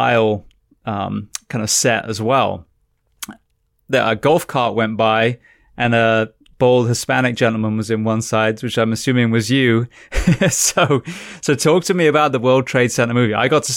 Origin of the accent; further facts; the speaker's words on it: England, United Kingdom; also born or lived in California; now in United States; I'm from England.